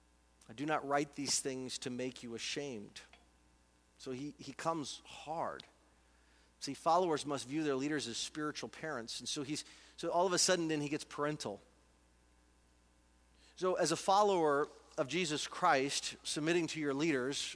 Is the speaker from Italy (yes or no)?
no; United States; I'm an American.